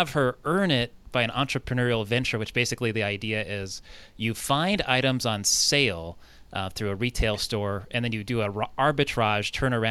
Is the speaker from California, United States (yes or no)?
yes; Southern California, United States; now in Minnesota, United States; I grew up in Southern California, you know, nothing but suburban area